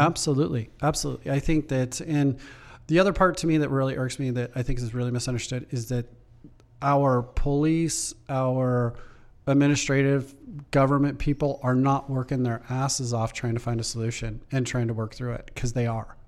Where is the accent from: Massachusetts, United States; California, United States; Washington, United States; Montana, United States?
Washington, United States; Everett; moved away; we're from Everett